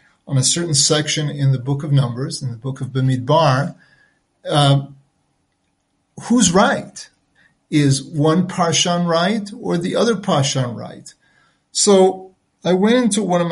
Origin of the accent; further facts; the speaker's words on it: United States; first language French; English is a second language; moved away; My first tongue, my native tongue, was actually French. And I learned English fairly quickly as I started kindergarten, nursery school, even before then, in the United States where I was born